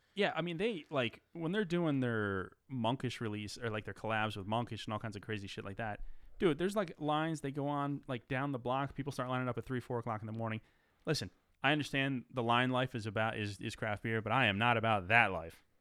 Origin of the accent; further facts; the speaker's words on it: United States; We're from the New York, New Jersey area